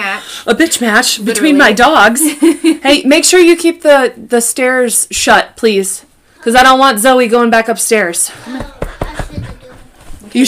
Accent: Kansas, United States; We're from Kansas

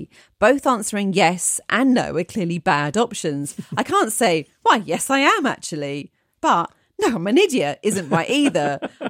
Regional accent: Ireland; moved away as an adult; now in United Kingdom; come from a small town in Ireland, but despite having lived in the UK for many years, I've not lost my accent.

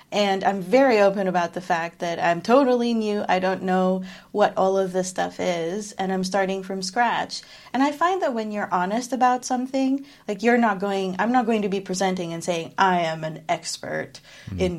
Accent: Philippines; moved away; So I am Filipino. I'm from the Philippines, but I've lived most of my life away from it. So it's kind of a mix of experiences there.

